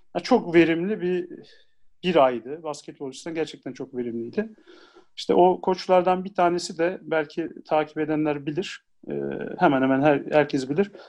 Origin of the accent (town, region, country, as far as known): Ankara, Turkey; also born or lived in Isparta